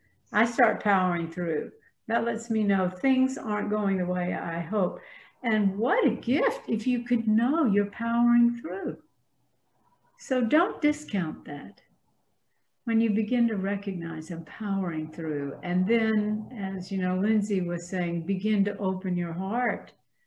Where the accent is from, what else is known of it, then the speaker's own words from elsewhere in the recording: the South, United States; accent: Southern; I have erased as much of my Southern accent as I can.